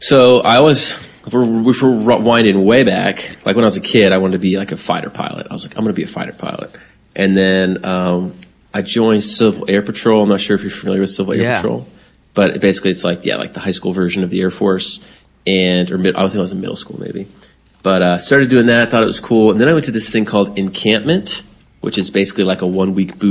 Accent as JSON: {"language": "English", "region": "Florida", "country": "United States", "said": "I'm from Florida"}